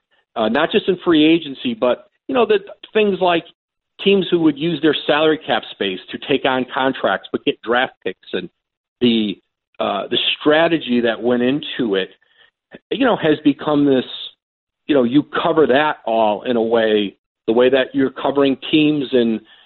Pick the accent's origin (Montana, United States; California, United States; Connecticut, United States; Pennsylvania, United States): Connecticut, United States; Bristol; Malcolm Huckabee, who I grew up with in Bristol